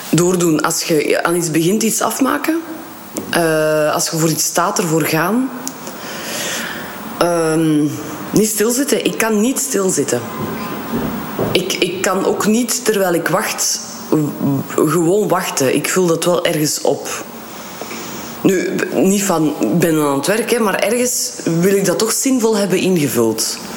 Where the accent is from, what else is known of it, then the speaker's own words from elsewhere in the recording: Kortrijk, West Flanders, Belgium; also born or lived in Leuven; now in Antwerp, Belgium; Ja, ik ben van Kortrijk.